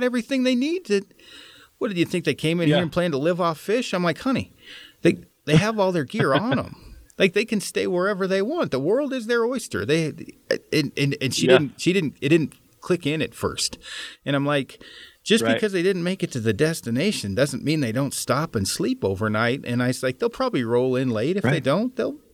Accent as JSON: {"language": "English", "region": "Oregon", "country": "United States", "moved": "yes", "said": "I'm from Oregon originally"}